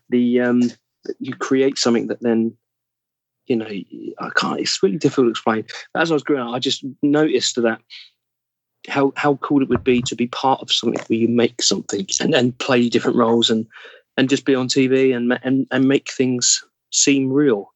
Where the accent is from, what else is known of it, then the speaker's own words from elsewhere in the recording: England, United Kingdom; accent: English; I would accidentally drop back to English